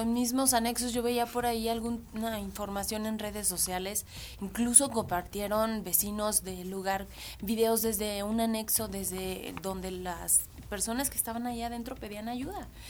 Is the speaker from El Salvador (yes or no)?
no; Mexico; somos vecinos de Estados Unidos y la tradición del Halloween